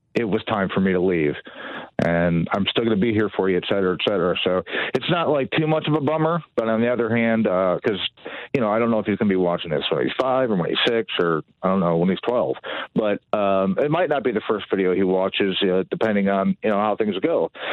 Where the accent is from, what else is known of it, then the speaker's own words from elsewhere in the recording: Dearborn, Michigan, United States; also born or lived in Allen Park, Michigan; I was born in Dearborn, right outside uh, Detroit, in uh, the, the mid 70s and I, I grew up in uh, right outside Detroit.